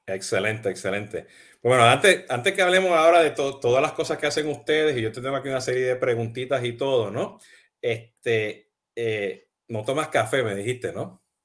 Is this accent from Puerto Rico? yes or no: yes; Puerto Rico; now in Miami, United States; yo soy boricua y, y, y hablo gritando y hablo acelerado